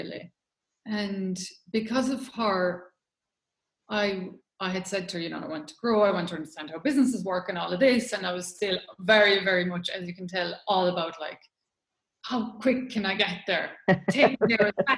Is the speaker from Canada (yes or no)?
no; Ireland; moved away as an adult; also born or lived in London; I'm Irish, lived in Ireland for 20 years and I've lived away for 20 years